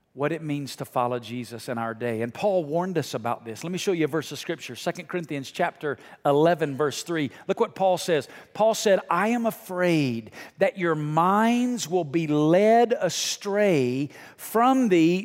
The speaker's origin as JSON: {"language": "English", "region": "Alabama", "country": "United States", "tie": "born or raised there", "moved": "yes", "lives_now": "Las Vegas, United States", "said": "growing up in Alabama and now living in Las Vegas"}